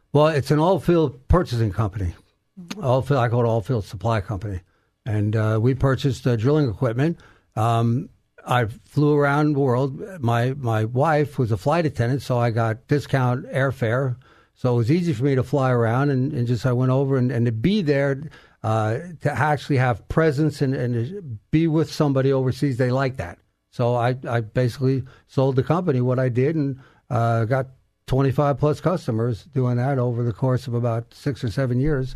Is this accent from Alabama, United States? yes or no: no; Garden City, New York, United States; now in Texas, United States; New York, Garden City, New York, on Long Island